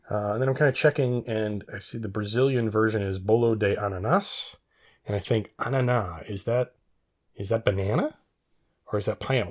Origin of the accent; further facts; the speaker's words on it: Reno, Nevada, United States; I did much of my growing up in Reno, Nevada